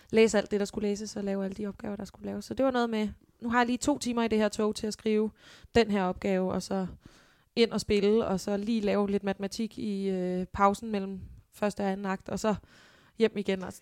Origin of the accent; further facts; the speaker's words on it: Holbæk, Zealand, Denmark; Jeg kommer fra Holbæk, som jo, ja, en times tid her fra København. Ja. Bil, hvor jeg er født og opvokset.